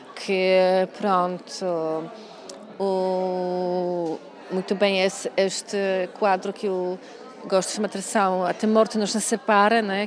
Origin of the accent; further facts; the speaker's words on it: Poland; Portuguese is a second language; now in Portugal; eu sou de Polónia